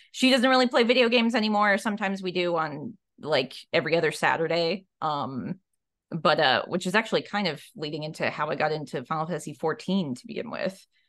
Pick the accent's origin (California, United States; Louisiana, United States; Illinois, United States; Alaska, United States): Alaska, United States; moved away as an adult; also born or lived in Minneapolis, Minnesota; now in Portland, United States; I was coming from Alaska